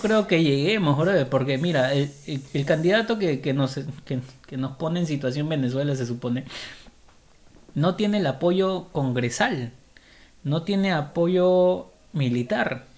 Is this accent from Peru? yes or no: yes; Lima, Peru; soy, soy limeño